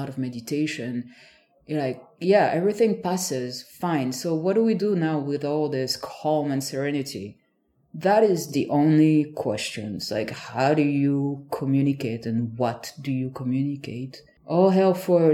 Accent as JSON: {"language": "English", "country": "France", "moved": "yes", "said": "I'm from a small village"}